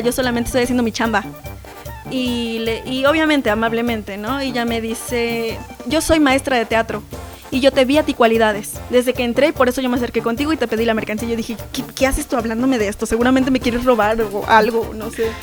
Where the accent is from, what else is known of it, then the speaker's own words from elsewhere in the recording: Zacapoaxtla, Puebla, Mexico; soy de la sierra, soy Zacapuaxteca